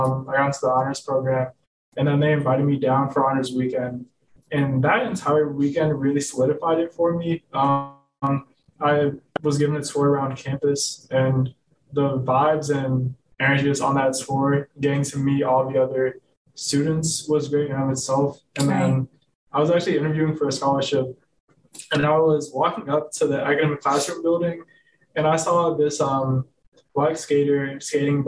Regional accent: Chicago, Illinois, United States; moved away as an adult; now in Greensboro, United States; I'm from Chicago, Illinois

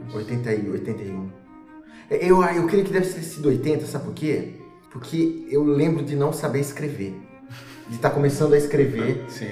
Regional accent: Rio das Pedras, São Paulo, Brazil; also born or lived in Piracicaba; now in Ribeirão Preto, Brazil; E eh, pequeno, eu mudei para Rio das Pedras, que é uma cidade pertinho de Piracicaba e eu cresci lá

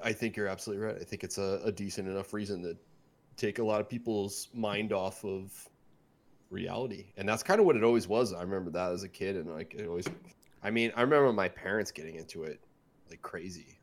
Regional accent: Midwest, United States; moved away as an adult; also born or lived in California; all of us growing up in the Midwest

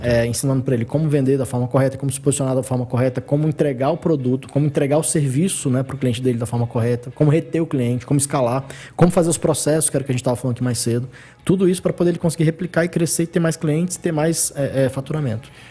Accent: Brasília, Federal District, Brazil; eu nasci no Guará. Nasci no Guará e depois que me mudei pra Asa Sul.

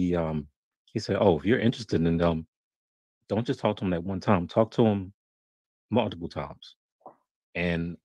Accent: hometown where Firaxis is, Maryland, United States; here in my hometown

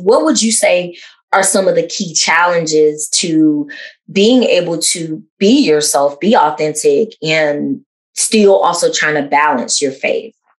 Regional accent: the South, United States; a cisgender lesbian that's also African American growing up in the South

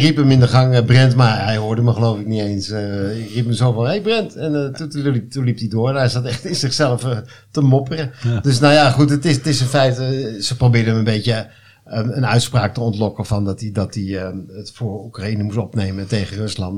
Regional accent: Hilversum, North Holland, Netherlands; now in Flevoland, Netherlands; woon daar met veel plezier, maar ja, ik kom thuis in Hilversum, daar ben ik geboren

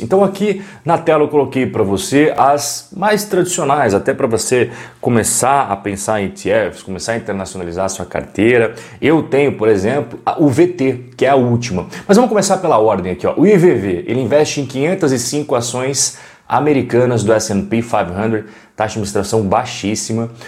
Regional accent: Brazil; nós somos brasileiros

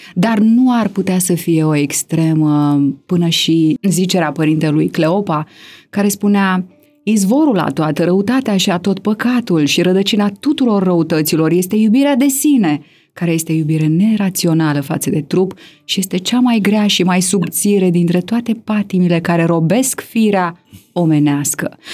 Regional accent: Romania; noi ca români

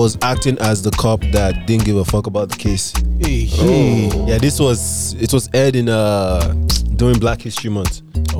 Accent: Delta, Nigeria; now in Canada; Nigeria, Delta States.

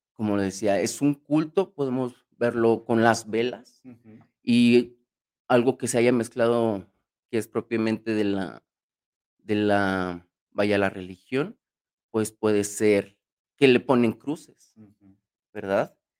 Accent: Mexico; para nosotros los mexicanos, yo como mexicano

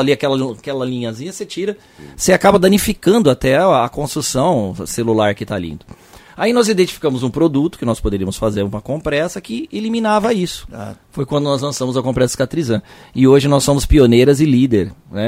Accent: São Paulo, Brazil; vem do bairro de Santana, que é o bairro que eu nasci. Eu sou de São Paulo.

